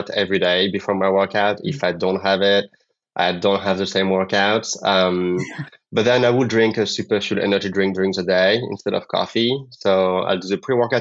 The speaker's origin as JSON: {"language": "English", "country": "France", "second_language": "English", "moved": "as an adult", "lives_now": "New York, United States", "said": "I'm originally from France. I did my master's degrees in France, moved to the U.S. to learn English"}